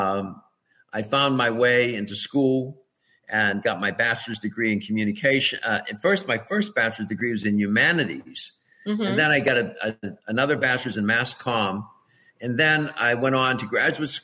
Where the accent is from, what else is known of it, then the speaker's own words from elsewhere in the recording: Pittsburgh, Pennsylvania, United States; I was born and raised in Pittsburgh, Pennsylvania